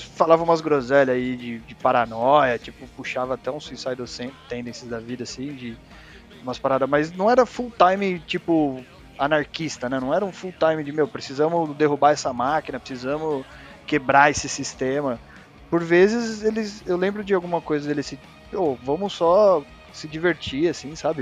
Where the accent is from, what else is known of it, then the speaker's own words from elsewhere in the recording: Osasco, São Paulo, Brazil; eu sou aqui da Zona Oeste, né, de Osasco